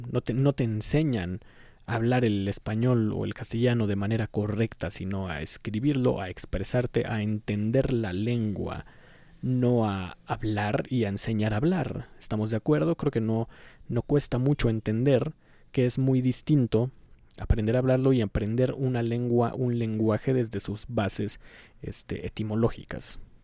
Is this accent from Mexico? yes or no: yes; Mexico